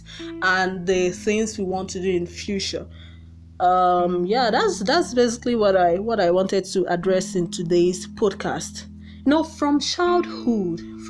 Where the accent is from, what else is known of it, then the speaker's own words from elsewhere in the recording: Nigeria; Most Nigerian parents